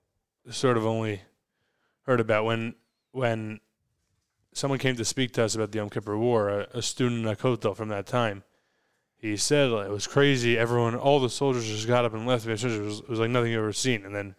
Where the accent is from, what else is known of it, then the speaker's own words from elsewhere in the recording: Fair Lawn, New Jersey, United States; Fairlawn, New Jersey.